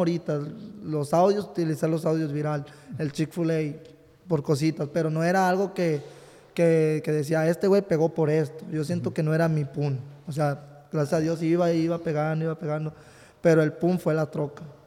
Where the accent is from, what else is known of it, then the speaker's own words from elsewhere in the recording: Ciudad Guzmán, Jalisco, Mexico; also born or lived in Texas; now in California, United States; Yo nací en Jalisco, en Ciudad Guzmán, Jalisco, nací por ahí